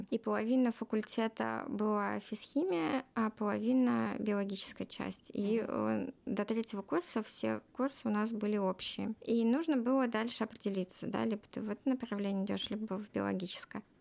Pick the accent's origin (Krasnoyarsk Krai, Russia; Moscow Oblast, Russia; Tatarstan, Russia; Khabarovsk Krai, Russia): Moscow Oblast, Russia; так как я из Подмосковья, то общежитие фактически только физтех давал, а остальные вузы нет.